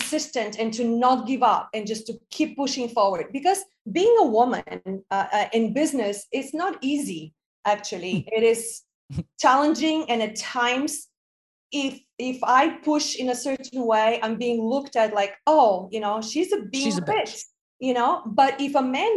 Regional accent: Bulgaria; moved away; I'm originally from Bulgaria

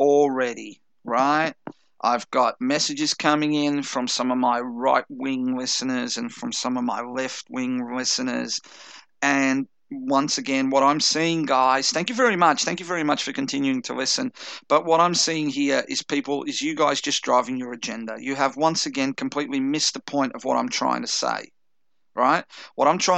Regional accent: Chelsea, Victoria, Australia; I grew up in Chelsea, which is like a fucking Irish neighborhood

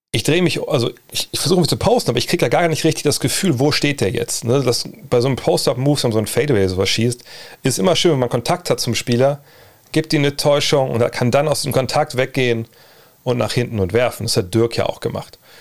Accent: Wolfsburg, Lower Saxony, Germany; ich bin auch zurück in meiner Heimat in Wolfsburg

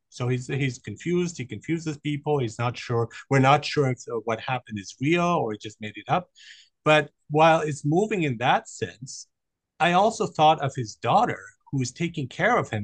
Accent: Germany; I grew up in Germany

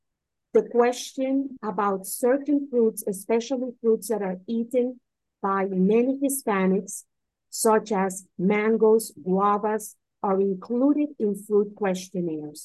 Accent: Caribbean coast, Colombia; I'm not from Medellin, I'm from the coast, and the cuisine is completely different.

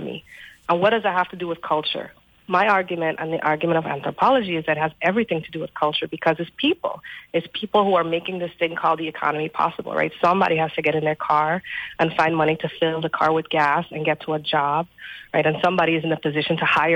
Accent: St. Croix, U.S. Virgin Islands; moved away as an adult; I was born and raised on St. Croix

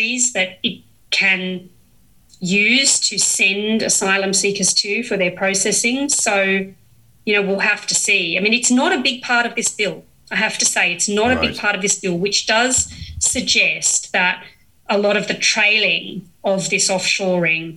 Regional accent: Australia; as an Australian

